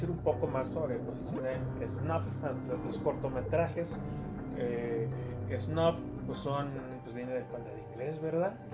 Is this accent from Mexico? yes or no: yes; Mexico; Somos mexicanos